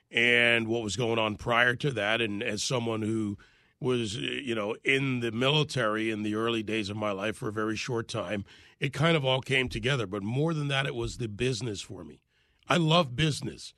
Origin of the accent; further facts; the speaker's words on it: Jamaica; now in United States; I was born in Jamaica